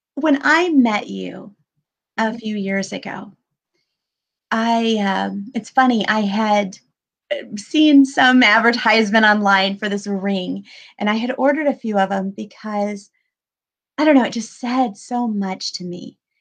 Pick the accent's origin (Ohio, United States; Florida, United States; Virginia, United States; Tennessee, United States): Florida, United States; Pensacola; where I grew up in Pensacola